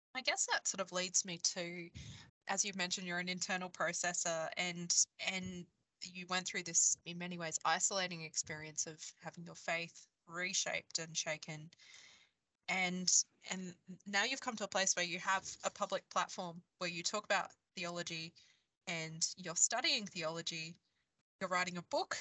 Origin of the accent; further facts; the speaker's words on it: Queensland, Australia; I grew up in Queensland, in Australia